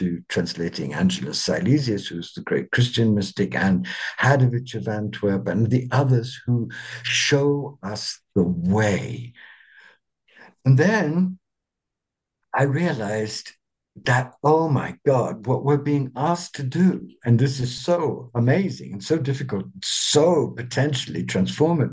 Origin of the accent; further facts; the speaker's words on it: England, United Kingdom; I'm an Englishman